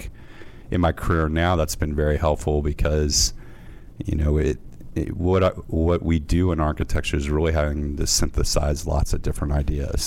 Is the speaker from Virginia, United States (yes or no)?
yes; Fairfax Station, Virginia, United States; I grew up in Fairfax Station, Virginia.